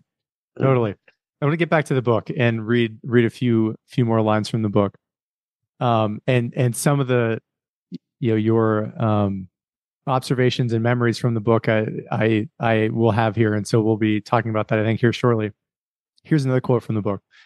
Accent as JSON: {"language": "English", "country": "United States", "said": "as an American"}